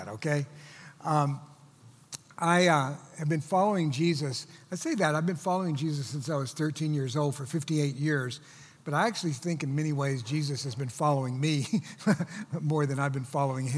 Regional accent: Texas, United States; moved away as an adult; also born or lived in Virginia; I was from Texas, went to school in Virginia.

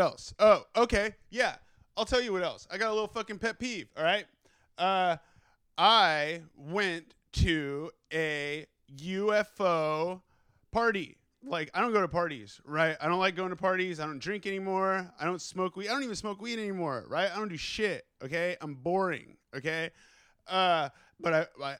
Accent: California, United States; moved away as an adult; also born or lived in Los Angeles; now in New York City, United States; I am from California, okay? I was born there. I was raised there, right? I will always be a West Coaster, okay?

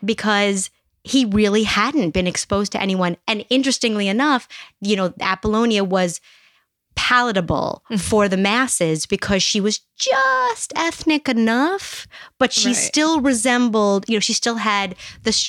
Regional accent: New York City, New York, United States; also born or lived in Los Angeles; now in Scranton, United States; I grew up in Brooklyn. I lived in Los Angeles. I came here.

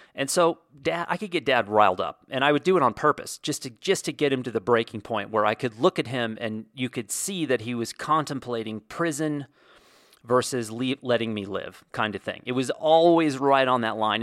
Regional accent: Wyoming, United States; moved away; the ranch I grew up on in Wyoming

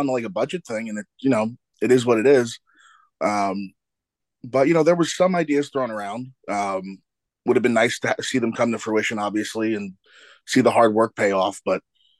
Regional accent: Brooklyn, New York, United States; my hometown in Brooklyn

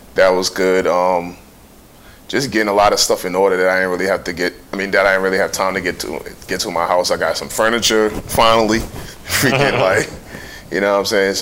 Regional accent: New York City, New York, United States; I'm from New York City

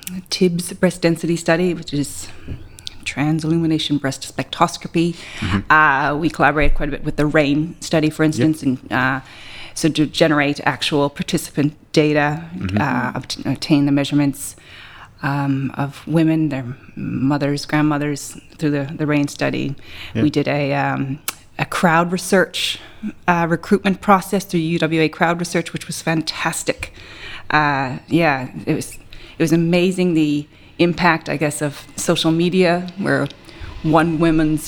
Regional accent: Canada; moved away as an adult; also born or lived in Guelph / Toronto; now in Australia; you might be able to tell from my accent, I'm Canadian

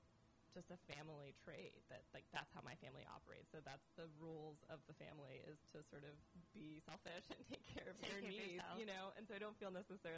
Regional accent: West Coast, United States; I'm from the West Coast

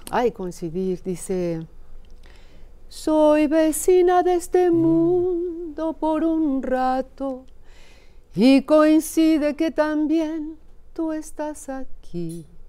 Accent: Zacatecas, Mexico; en mi tierra, allá en Zacatecas

